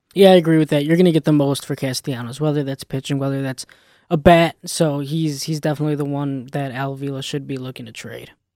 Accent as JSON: {"language": "English", "town": "Chicago", "region": "Illinois", "country": "United States", "said": "I'm from Chicago"}